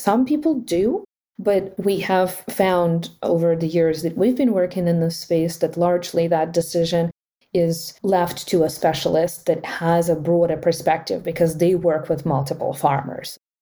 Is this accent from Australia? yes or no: no; Ukraine; moved away; I was born in Ukraine